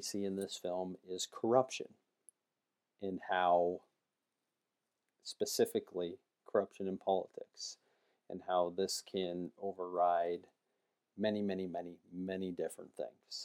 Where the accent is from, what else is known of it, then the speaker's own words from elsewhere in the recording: United States; as an American